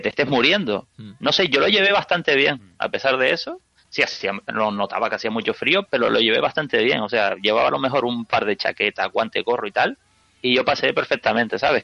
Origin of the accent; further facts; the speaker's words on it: Canary Islands, Spain; yo que soy de Canarias